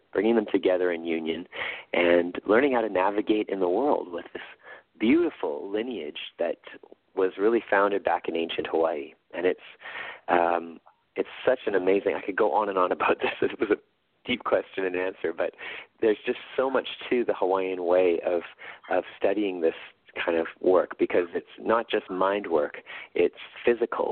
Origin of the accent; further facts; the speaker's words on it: Winnipeg, Manitoba, Canada; in Winnipeg, in my hometown